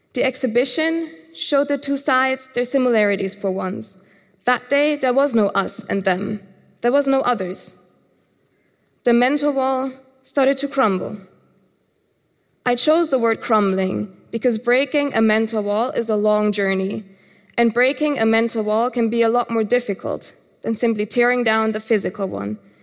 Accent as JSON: {"language": "English", "country": "Germany", "tie": "born or raised there", "said": "Growing up in Germany"}